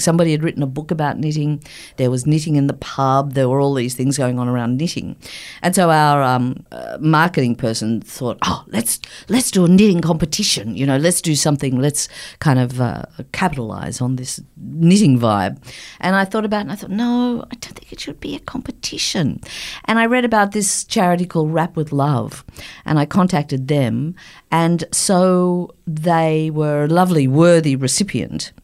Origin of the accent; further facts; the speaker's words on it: Sydney, New South Wales, Australia; moved away; I don't live here anymore, but I'm born and bred in Sydney